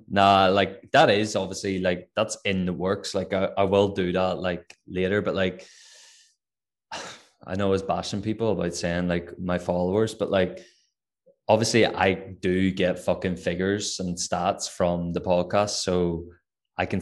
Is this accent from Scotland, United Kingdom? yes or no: no; Northern Ireland, United Kingdom; accent: Northern Irish